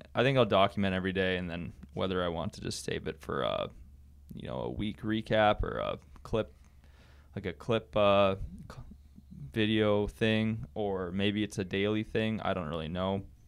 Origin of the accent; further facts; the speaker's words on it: near Winkler, Manitoba, Canada; moved away; I'm from Manitoba, Canada. Uh, small, small town just outside of Winkler. Uh, so I never lived in a city. I'm always, uh, I've always lived on a farm at my parents' house.